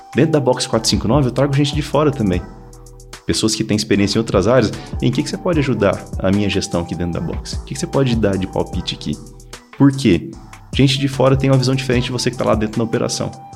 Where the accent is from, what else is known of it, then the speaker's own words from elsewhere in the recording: Mato Grosso, Brazil; moved away as an adult; eu sou do Mato Grosso